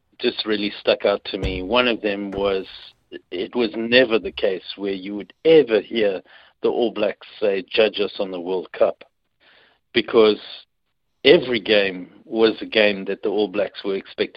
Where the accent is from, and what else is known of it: South Africa; moved away as an adult; now in New Zealand